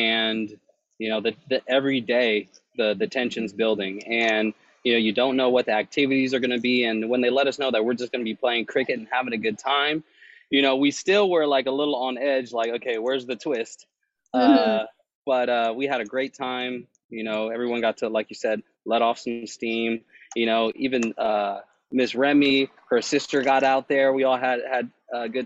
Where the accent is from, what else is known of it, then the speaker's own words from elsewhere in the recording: Sacramento, California, United States; I'm from Sacramento, born and raised.